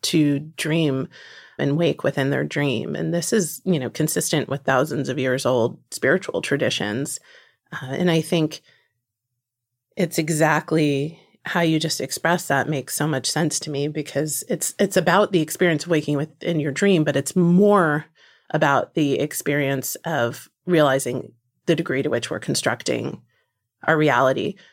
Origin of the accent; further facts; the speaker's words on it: New Jersey, United States; moved away; one of my very closest friends from growing up in New Jersey